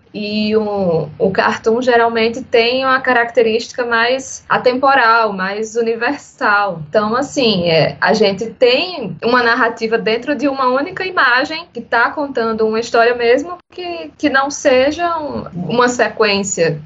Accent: Paraíba, Brazil; Sou paraibana

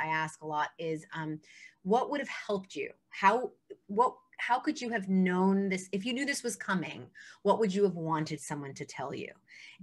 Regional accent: New York City, New York, United States; I'm a New Yorker

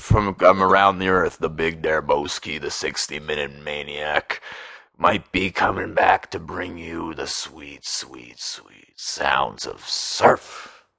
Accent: Oshawa, Ontario, Canada; I'm from Oshawa

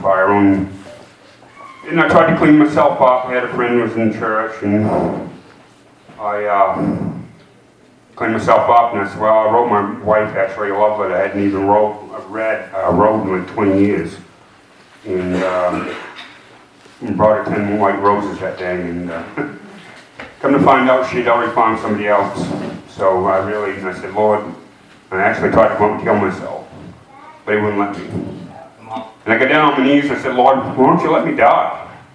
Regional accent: Blue Hill, Maine, United States; I'm from Blue Hill, Maine

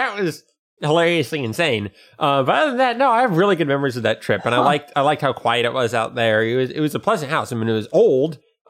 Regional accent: Houston, Texas, United States; also born or lived in California / Ohio / Austin; I was born in California, moved to a house in Ohio, moved to an apartment in Austin, moved to a house in Austin, moved to a house in Houston. I moved 5 times in, like, 2 years.

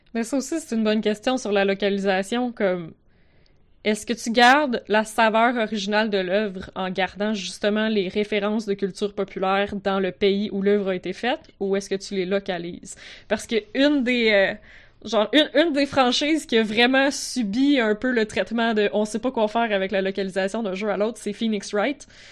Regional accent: Quebec, Canada; accent: Quebec

